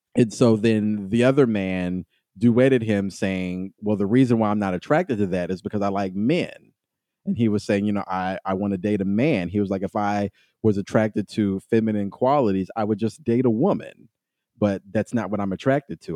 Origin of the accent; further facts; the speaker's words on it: Kentucky, United States; I came from Kentucky